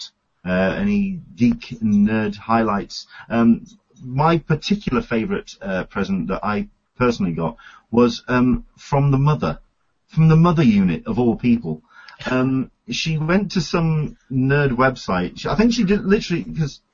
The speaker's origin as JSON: {"language": "English", "region": "England", "country": "United Kingdom", "moved": "yes", "lives_now": "San Diego, United States", "said": "I'm an Englishman in San Diego"}